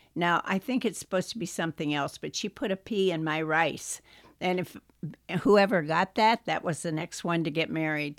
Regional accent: Pennsylvania, United States; moved away; also born or lived in Wisconsin; when I was growing up in Pennsylvania

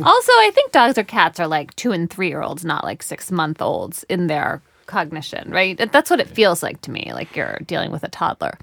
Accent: United States; as an American

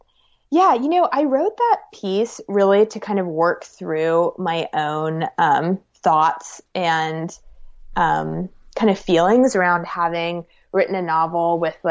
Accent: Alabama, United States; because, you know, growing up in Alabama, I was really taken with boyhood.

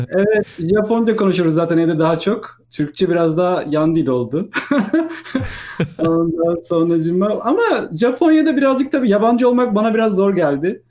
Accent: İzmir, Turkey; moved away as an adult; also born or lived in Istanbul, Turkey / Vancouver, Canada; Ben İzmirliyim aslında. 1980 İzmir doğumluyum

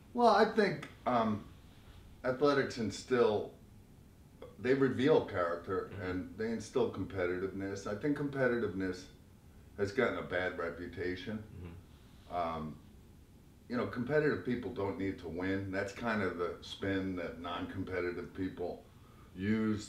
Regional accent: Long Island, New York, United States; also born or lived in Brooklyn, New York; I was born in Brooklyn, and like most uh, Brooklyn kids, uh, my family moved out to Long Island. I was raised on Long Island.

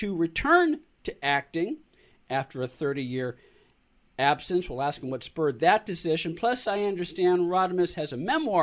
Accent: San Francisco, California, United States; I grew up in San Francisco, so I've lived either in Northern California or Southern California all of my life

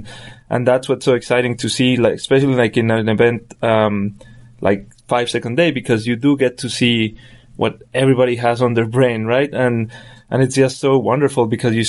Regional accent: Colombia; English is a second language; moved away; I'm from Colombia

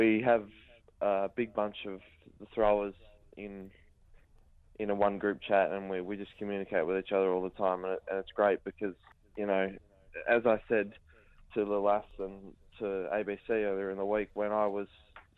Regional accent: Australia; I'm an Australian discus thrower

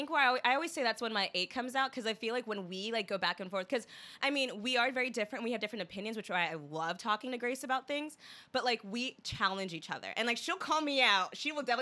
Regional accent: Pennsylvania, United States; born there; also born or lived in Boston; So I was born in Pennsylvania. I lived there for three months

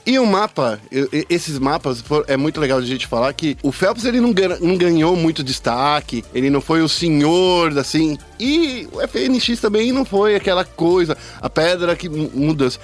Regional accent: Brazil; a gente é brasileiro

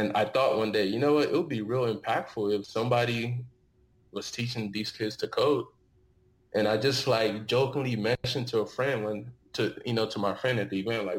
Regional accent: Dallas, Texas, United States; also born or lived in Osun State, Nigeria / Austin, Texas; I was born in Nigeria, Osun State, and I grew up in Dallas, Texas.

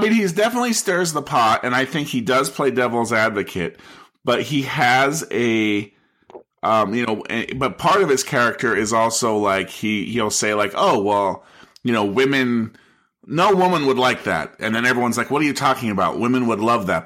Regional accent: United States; as an American

